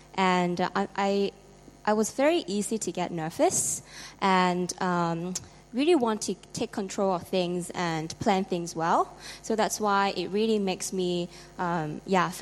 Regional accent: Hong Kong; I'm from Hong Kong

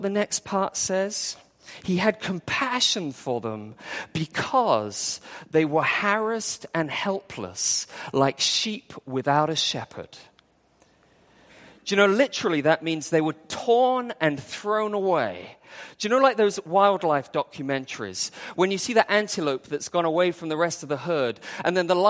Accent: England, United Kingdom; moved away as an adult; also born or lived in Wales; now in Hong Kong; I grew up in England.

